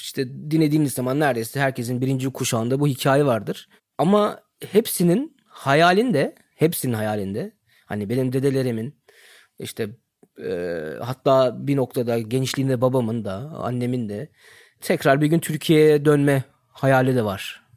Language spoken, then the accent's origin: Turkish; Germany; Ben ömrü hayatımda yani burada doğdum, büyüdüm